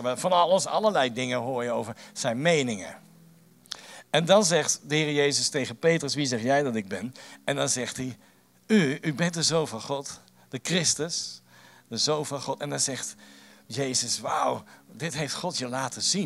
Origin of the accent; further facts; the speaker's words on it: The Hague, South Holland, Netherlands; ik kom uit Den Haag en reken maar, dat is een stad vol met meningen